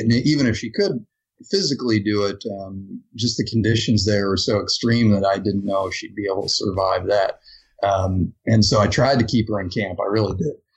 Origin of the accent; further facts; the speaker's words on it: Ohio, United States; moved away; I grew up in Ohio